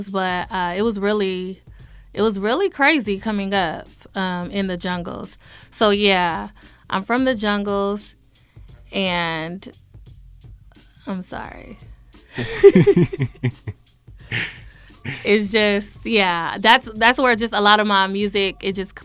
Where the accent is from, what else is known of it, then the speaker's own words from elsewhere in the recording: Los Angeles, California, United States; now in Atlanta, United States; I'm from Los Angeles, California, the jungles to be exact.